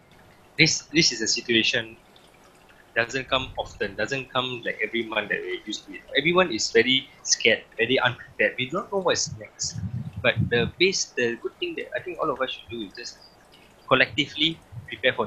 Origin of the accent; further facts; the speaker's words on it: Singapore; I'm a Singaporean